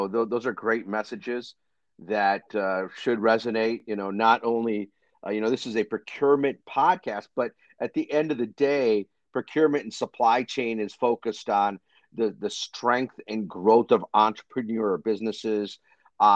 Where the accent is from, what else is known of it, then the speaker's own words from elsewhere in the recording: Ann Arbor, Michigan, United States; So I grew up in Ann Arbor, right outside of Detroit. And many people know I ended up then going to school a little bit further north in East Lansing.